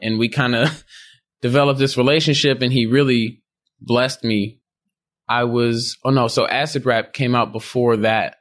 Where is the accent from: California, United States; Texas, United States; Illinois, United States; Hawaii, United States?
Illinois, United States; Chicago; growing up in Chicago